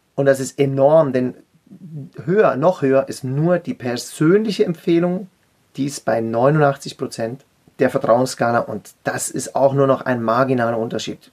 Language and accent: German; Zurich, Switzerland; ich komme aus der Schweiz, bin am Zürichsee geboren und in einem Züricher Coiffeursalon aufgewachsen